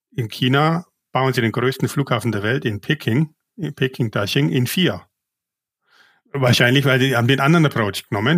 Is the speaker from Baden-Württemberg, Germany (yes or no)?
no; Bavaria, Germany; moved away as an adult; also born or lived in Asia; ich bin ja Bayer